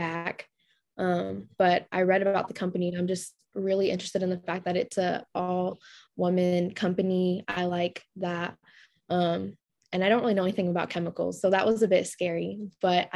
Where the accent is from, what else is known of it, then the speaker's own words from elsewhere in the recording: Lawton, Oklahoma, United States; also born or lived in San Jose, California; I was born in San Jose, California, but I live in Lawton, Oklahoma now, and I've been here since like third grade